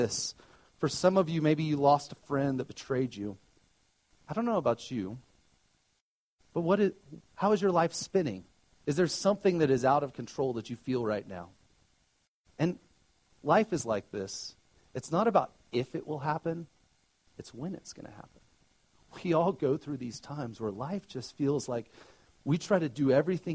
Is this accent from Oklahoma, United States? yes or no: yes; Oklahoma, United States; now in Colorado, United States; I grew up in Oklahoma